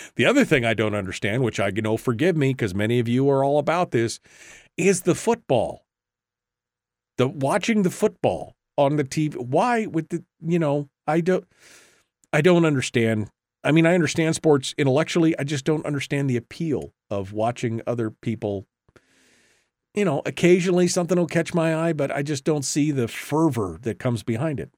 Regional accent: Alaska, United States; I was born and raised in Alaska

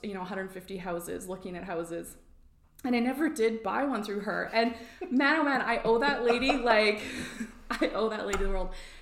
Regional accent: just south of Rosalind, Alberta, Canada; I grew up just south of Roseland on a grain and cattle farm and sheep farm, actually.

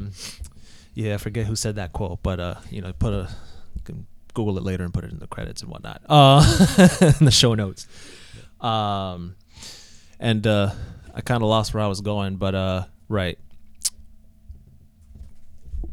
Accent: Providence, Rhode Island, United States; also born or lived in New Jersey; I was born in New Jersey, but I always joke around and say that doesn't count because we moved to Rhode Island when I was four. So I don't remember New Jersey. So pretty much a Providence kid through and through.

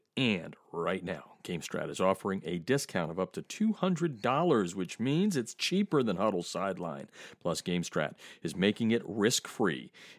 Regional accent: Easton, Pennsylvania, United States; accent: Dutchman; also born or lived in Chicago; now in Atlanta, United States; the Easton area, which is really, truly my hometown

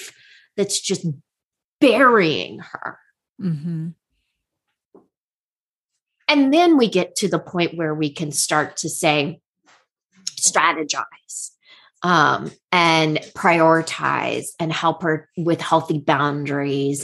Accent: United States; we as American culture women

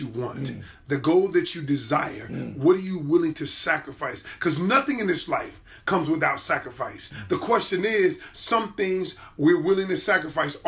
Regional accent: Atlanta, Georgia, United States; I'm from the A, baby

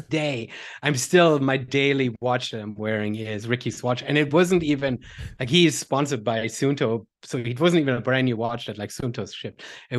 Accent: Germany; English is a second language; I grew up back in Germany doing a whole bunch of sports, but never with a coach, never collegiate, never really focused.

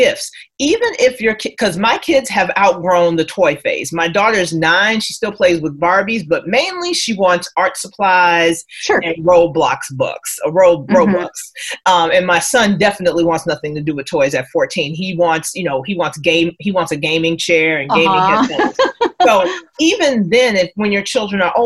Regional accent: Chicago, Illinois, United States; moved away; I'm originally from Chicago

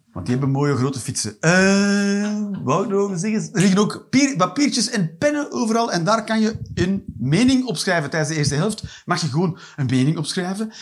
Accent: Flanders, Belgium; ik ben een Vlaming

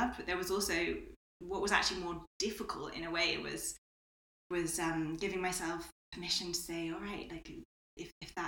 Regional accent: United Kingdom; now in Spain; I'm British as well

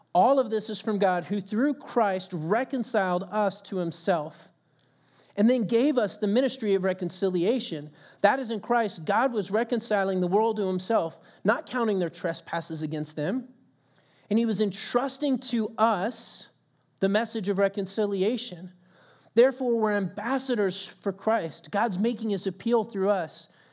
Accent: Texas, United States; moved away; coming from Texas

